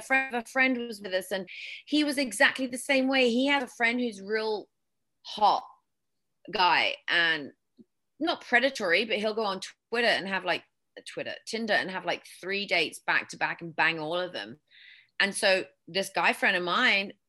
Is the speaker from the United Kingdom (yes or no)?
yes; England, United Kingdom; accent: British; also born or lived in West Texas; now in United States; growing up in England, well, in my high school, we didn't have debate